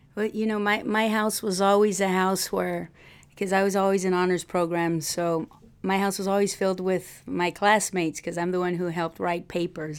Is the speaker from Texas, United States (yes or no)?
yes; Texas, United States; moved away as an adult; also born or lived in Miami; now in Arkansas, United States; I'm from Texas